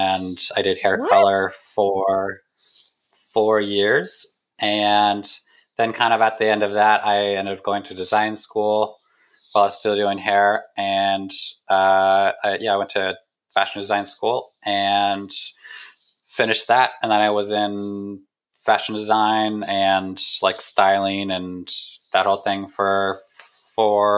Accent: Bay Area, California, United States; I grew up in the Bay Area, so pretty close

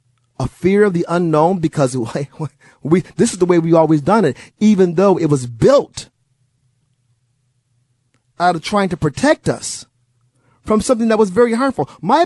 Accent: Milwaukee, Wisconsin, United States; I grew up in Milwaukee, Wisconsin. My parents are from Mississippi. We would make the trip down maybe once or twice a year.

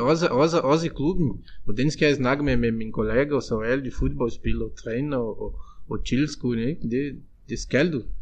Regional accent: Brazil; Danish is a second language; moved away as an adult; now in Denmark; vi som brasilianere

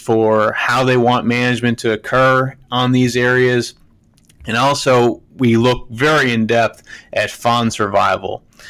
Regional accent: Pennsylvania, United States; moved away as an adult; also born or lived in Minnesota; now in Georgia, United States; I hail from Pennsylvania, grew up in a hunting family, blue-collar background. We travel to deer camp in northern Pennsylvania on the New York border

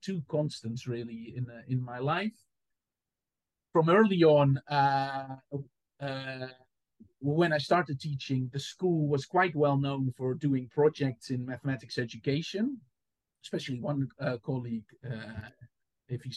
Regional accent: Enkhuizen, North Holland, Netherlands; born or raised there; moved away as an adult; also born or lived in Amsterdam; now in Southampton, United Kingdom

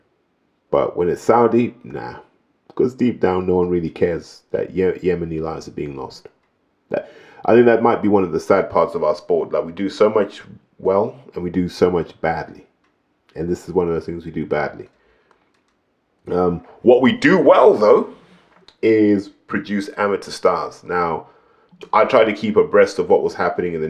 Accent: Zimbabwe; now in United Kingdom; I grew up in Zimbabwe

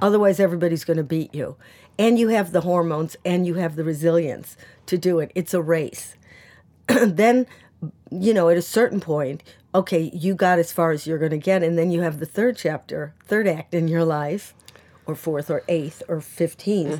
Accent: United States; now in United Kingdom; I'm an American and I, I don't have a British passport

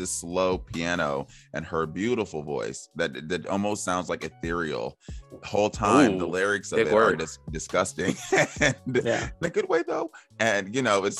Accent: Atlanta, Georgia, United States; I grew up in Atlanta

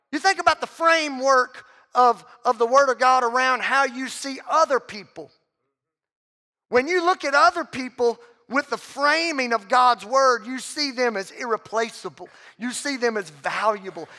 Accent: Southwest Louisiana, United States; I'm from Southwest Louisiana

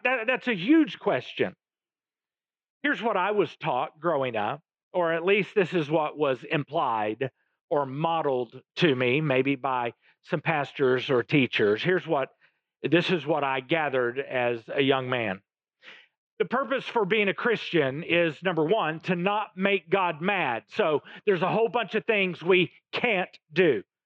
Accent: Oklahoma, United States; My family, I come from Oklahoma both sides of my family

